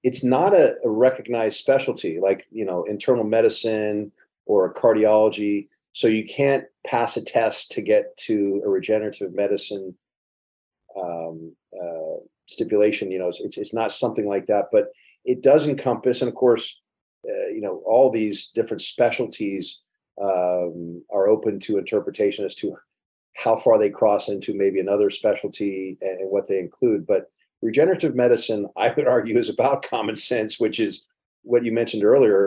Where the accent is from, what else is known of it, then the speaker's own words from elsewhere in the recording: Miami, Florida, United States; I'm from Coconut Grove, Florida, South Florida. And we had a lot of Jamaican influence there when I was growing up anyway.